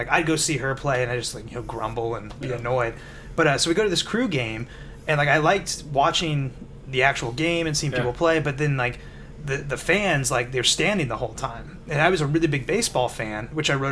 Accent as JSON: {"language": "English", "town": "Cincinnati", "region": "Ohio", "country": "United States", "said": "I'm from Cincinnati"}